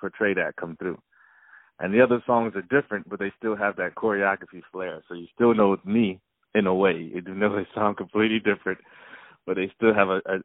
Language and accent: English; South Florida, United States; also born or lived in Miami; I'm originally from South Florida